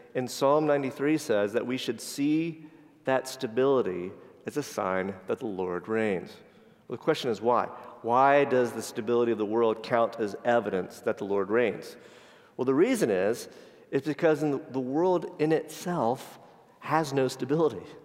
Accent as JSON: {"language": "English", "region": "Florida", "country": "United States", "tie": "born or raised there", "said": "I grew up in Florida"}